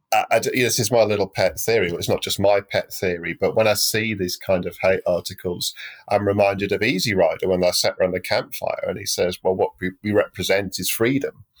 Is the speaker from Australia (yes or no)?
no; United Kingdom; moved away as an adult; also born or lived in London; now in Europe; I'm British, even though I live in Europe now